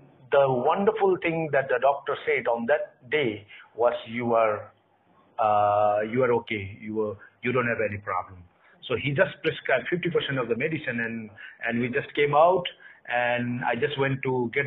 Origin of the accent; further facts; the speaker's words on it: Nepal; also born or lived in Kathmandu, Nepal; we are from Nepal, and we live in Kathmandu, Nepal.